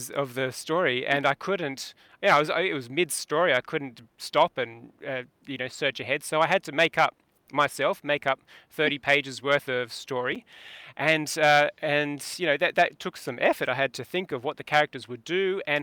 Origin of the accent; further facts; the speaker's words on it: England, United Kingdom; moved away; I was born in England